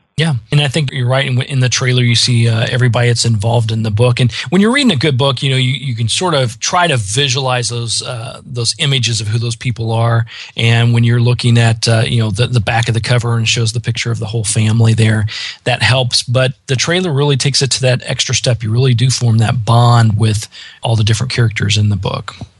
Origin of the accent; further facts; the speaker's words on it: Midwest, United States; I grew up in the Midwest